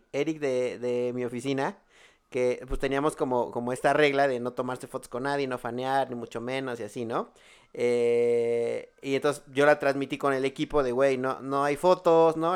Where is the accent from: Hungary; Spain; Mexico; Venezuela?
Mexico